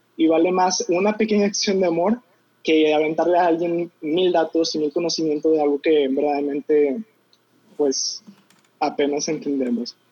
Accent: Monterrey, Nuevo León, Mexico; yo nací aquí en Monterrey, Nuevo León, en una familia católica y estuve en un colegio católico

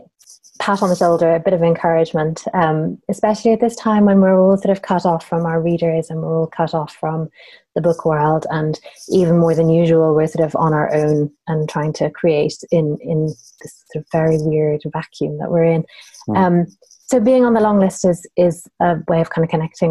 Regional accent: Ireland; I grew up in Ireland, where everything is very family-based

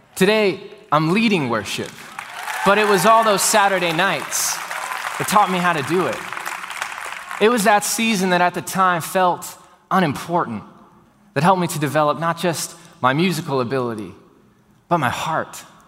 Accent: Houston, Texas, United States; born and raised in Houston, Texas, like I was

